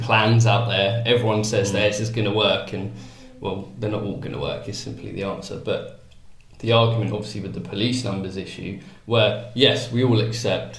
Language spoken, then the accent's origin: English; United Kingdom; we're all British.